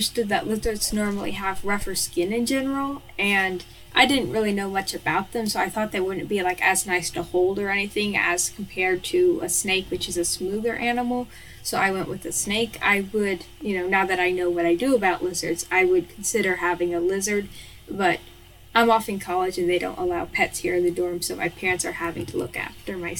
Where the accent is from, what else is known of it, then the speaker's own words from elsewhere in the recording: Kentucky, United States; I'm from Kentucky, which is in the United States of America